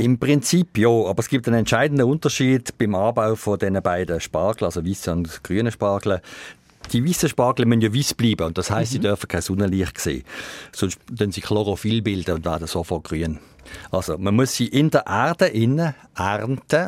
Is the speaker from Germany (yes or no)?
no; Switzerland; Die Schweiz hat natürlich von der Topografie her schon ein bisschen ein Problem, weil es viel bergige und hügelige Gebiete hat. Und da gibt es eigentlich bei uns wenig Gegenden